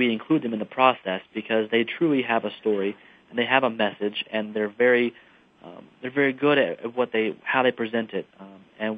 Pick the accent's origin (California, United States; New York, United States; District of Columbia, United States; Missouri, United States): Missouri, United States; Rolla; moved away as an adult; now in Washington, D.C., United States; my hometown, Rolla